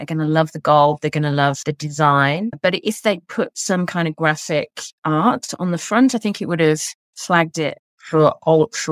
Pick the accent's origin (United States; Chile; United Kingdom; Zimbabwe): United Kingdom; England; now in Australia; being an English author